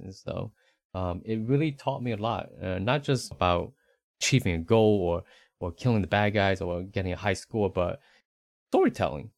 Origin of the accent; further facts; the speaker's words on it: Northeast United States, United States; moved away as an adult; also born or lived in Southeast United States; now in Central Texas, United States; born in the Northeast United States